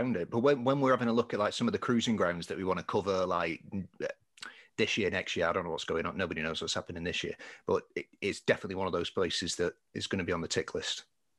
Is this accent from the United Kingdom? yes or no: yes; England, United Kingdom